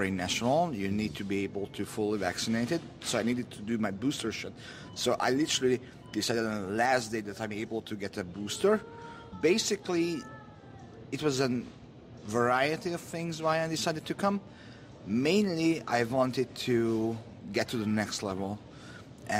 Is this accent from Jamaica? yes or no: no; Hungary; now in Sweden; I was born in Eastern Europe, in Hungary